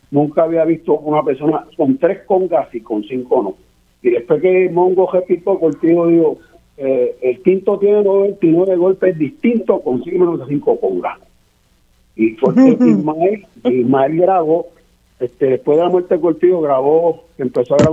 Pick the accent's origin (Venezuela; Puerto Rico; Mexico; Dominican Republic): Puerto Rico; Arroyo; yo soy de Arroyo, mi papá era músico mi papá era músico y abogado